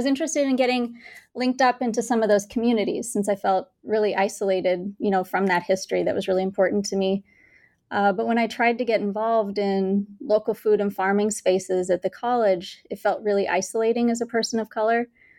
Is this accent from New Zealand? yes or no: no; Bangalore, Karnataka, India; now in United States; I was born and raised in India, in Bangalore, India. And when I moved to the States